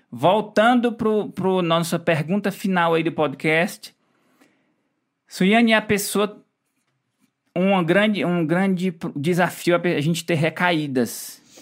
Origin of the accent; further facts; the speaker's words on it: Ceará, Brazil; Eu sou cearense, adoro comer farofa.